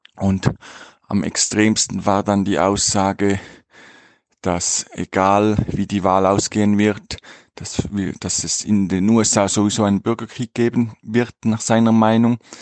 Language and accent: German; Switzerland; moved away as an adult; ich komme aus der Schweiz